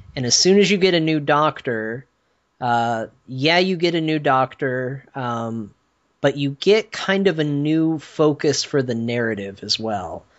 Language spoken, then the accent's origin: English; Flagstaff, Arizona, United States; my hometown, uh, Flagstaff, where I grew up.